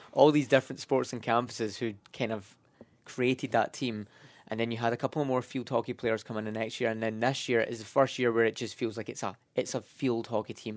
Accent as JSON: {"language": "English", "region": "Scotland", "country": "United Kingdom", "moved": "yes", "said": "I'm from Scotland"}